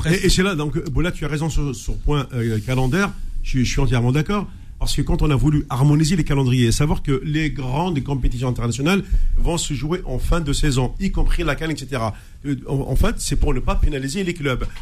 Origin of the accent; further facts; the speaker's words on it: Algeria; je suis algérien